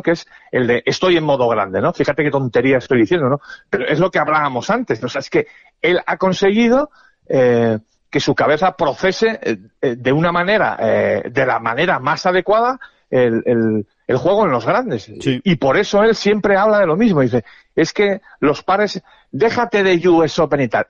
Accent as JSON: {"language": "Spanish", "country": "Spain", "said": "somos muy españoles"}